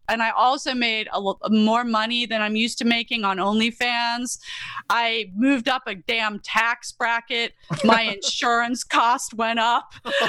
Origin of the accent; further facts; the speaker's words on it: Yorkshire and the Humber, United Kingdom; I loved The Yorkshire Ripper, the miniseries, because that's where I grew up in England